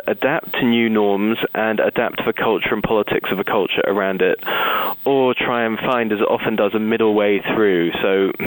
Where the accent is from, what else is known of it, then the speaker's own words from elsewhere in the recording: United Kingdom; moved away; when I was a young boy growing up in Britain